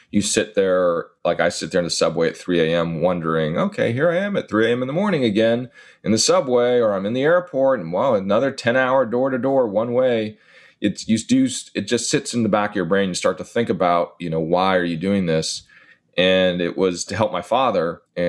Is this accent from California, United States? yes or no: yes; California, United States; now in New York, United States; I'm in New York right now, but I'm from California